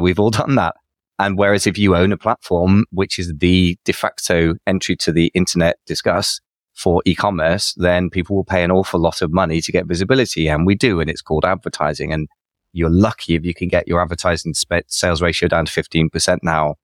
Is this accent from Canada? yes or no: no; United Kingdom; another fellow Brit